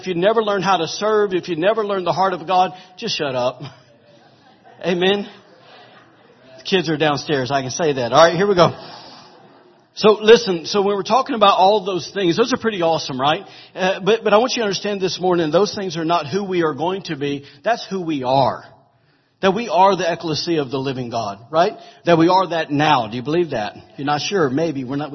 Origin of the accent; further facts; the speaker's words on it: the South, United States; I'm from the South